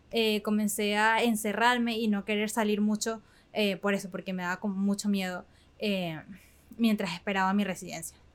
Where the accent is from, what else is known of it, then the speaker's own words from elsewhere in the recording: Panama; yo no me entero que soy panameña también, como hasta que estaba en cuarto grado.